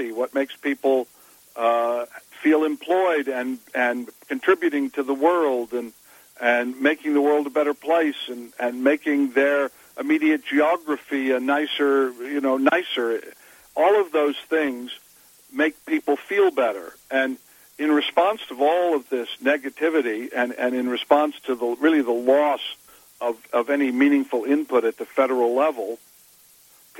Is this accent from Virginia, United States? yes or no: yes; Virginia, United States; I'm a Southerner from Virginia